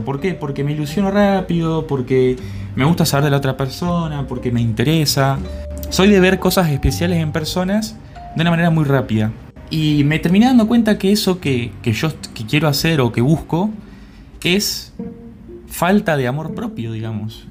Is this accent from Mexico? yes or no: no; Entre Ríos, Argentina; bicha le decimos en Argentina o en Entre Ríos, de donde soy yo